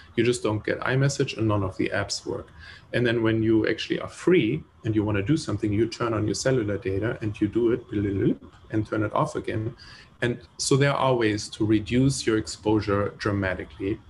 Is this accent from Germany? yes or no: yes; Germany; moved away; I grew up in Germany